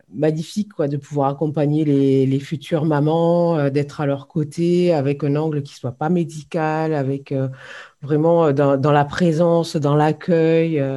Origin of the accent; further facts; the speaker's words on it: Hérault, Occitania, France; moved away; also born or lived in Nantes / Lille / Ain; je suis revenue dans ma région d'origine, hein, puisque je, suis, je suis originaire de l'Hérault.